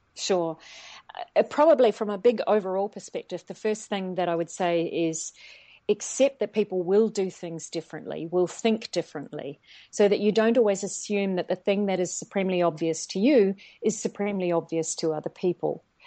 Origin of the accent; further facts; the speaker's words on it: New Zealand; moved away as an adult; also born or lived in Australia / China; I'm originally from New Zealand, if the accent isn't already showing